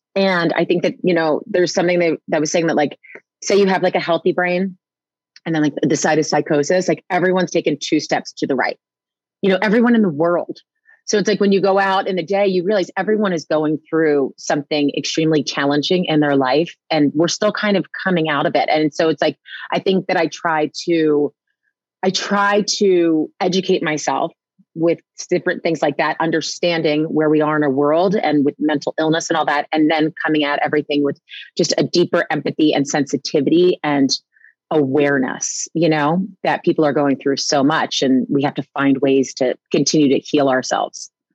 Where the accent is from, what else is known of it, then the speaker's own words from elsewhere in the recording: New Jersey, United States; I was raised in New Jersey